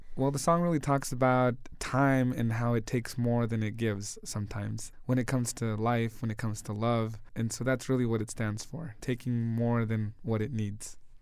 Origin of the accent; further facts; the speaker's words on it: Denver, Colorado, United States; we grew up basically here in Denver